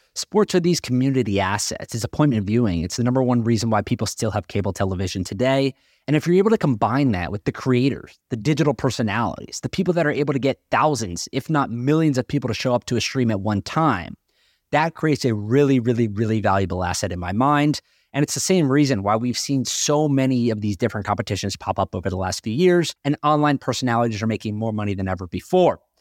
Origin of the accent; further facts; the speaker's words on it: North Carolina, United States; I grew up in North Carolina